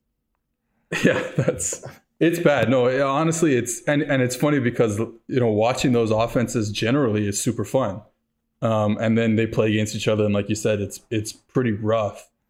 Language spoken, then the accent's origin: English; Montreal, Quebec, Canada; I'm from Montreal. I went to Concordia University